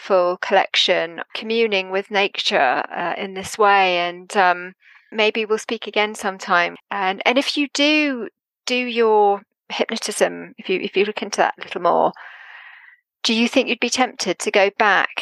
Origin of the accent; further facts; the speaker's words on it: Jersey; now in United Kingdom; having come from Jersey